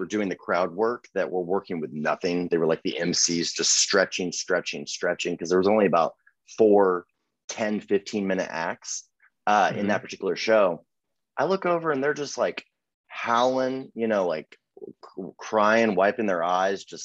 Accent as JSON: {"language": "English", "region": "Texas", "country": "United States", "said": "I'm from Texas"}